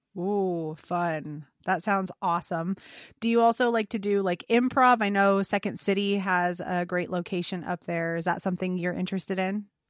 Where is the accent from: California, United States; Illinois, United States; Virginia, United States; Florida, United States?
Illinois, United States; fellow Illinois native here